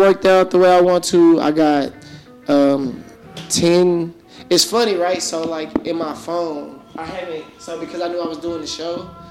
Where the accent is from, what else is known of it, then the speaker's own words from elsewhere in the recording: Dallas, Texas, United States; I'm from South Dallas